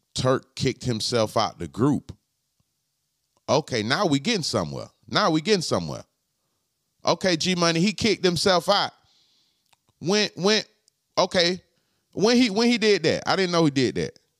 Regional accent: Palm Beach, Florida, United States; I'm from Palm Beach

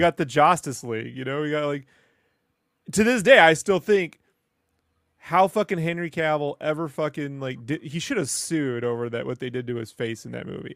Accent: Mexico; moved away; I grew up with in Mexico

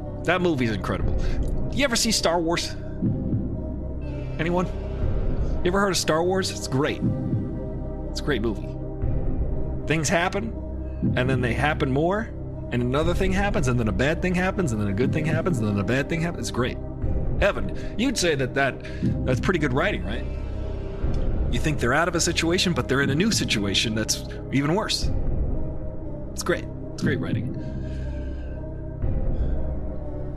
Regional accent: Long Island, New York, United States; I am also from Long Island.

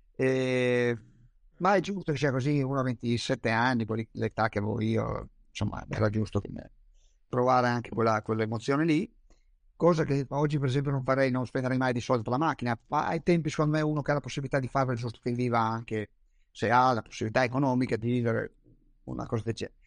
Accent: Trieste, Friuli-Venezia Giulia, Italy; io sono triestino, quindi nuoto abbastanza bene, ho passato tutta l'infanzia al mare

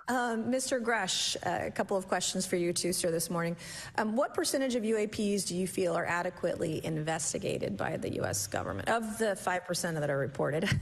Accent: South Carolina, United States; my home state of South Carolina

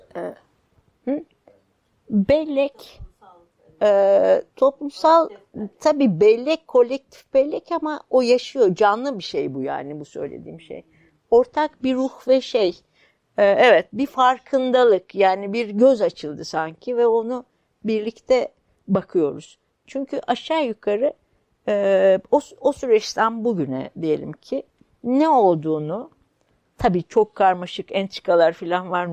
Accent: Kayseri Province, Turkey; born or raised there; moved away; also born or lived in Istanbul

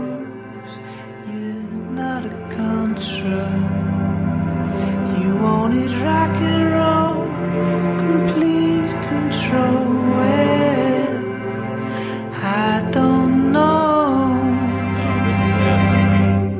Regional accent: Indiana, United States; moved away; out in Indiana

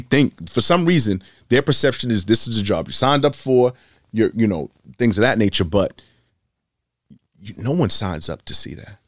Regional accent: Boston, Massachusetts, United States; I'm born and raised in Boston.

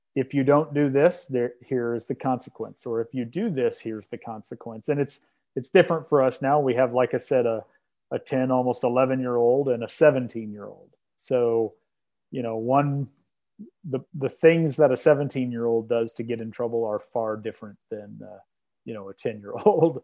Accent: Iowa, United States; moved away as an adult; now in Omaha, United States; now that I live in Omaha and I grew up in Iowa

